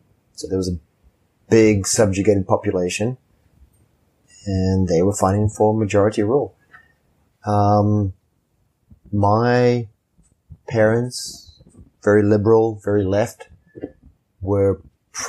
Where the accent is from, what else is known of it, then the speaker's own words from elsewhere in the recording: Zimbabwe; moved away as an adult; also born or lived in Lusaka, Zambia; now in United States; my life growing up in Rhodesia was a life of privilege as a white person in Africa